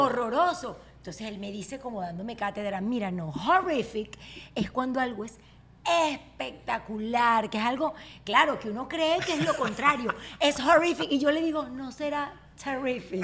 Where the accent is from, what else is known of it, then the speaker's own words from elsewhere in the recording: Barquisimeto, Lara, Venezuela; moved away as an adult; En mi pueblo no hay prom. En mi pueblo Barquisimeto